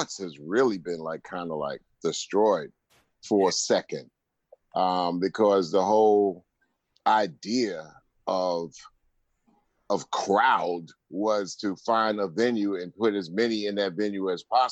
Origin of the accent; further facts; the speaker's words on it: Long Island, New York, United States; also born or lived in Queens, New York; I am from New York, and I hail for that, born in Queens, Strong Islander all my life.